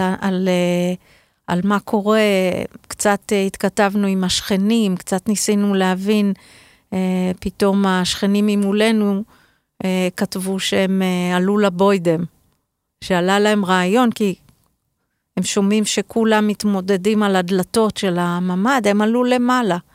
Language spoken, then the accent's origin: Hebrew; Be'eri, Southern District, Israel; אני נולדתי בבארי